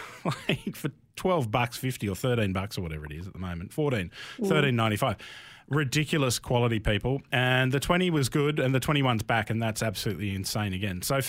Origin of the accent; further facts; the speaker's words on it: Melbourne, Victoria, Australia; we're from Melbourne here